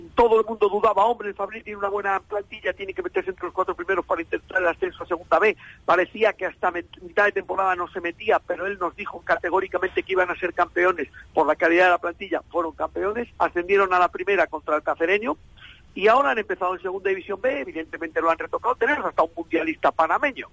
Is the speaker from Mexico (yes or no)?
no; A Coruña, Galicia, Spain; aquí en Coruña